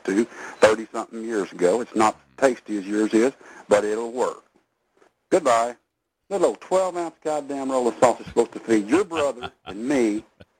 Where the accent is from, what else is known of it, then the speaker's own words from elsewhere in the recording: Texas, United States; I'm a Texas man